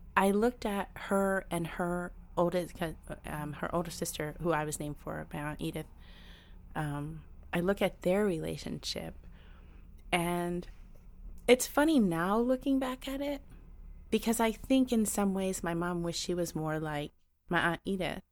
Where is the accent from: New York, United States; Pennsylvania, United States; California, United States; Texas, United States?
New York, United States; New York City; I was born here. I grew up in New York. Um, I'm, I'm culturally Puerto Rican, but I'm a native New Yorker.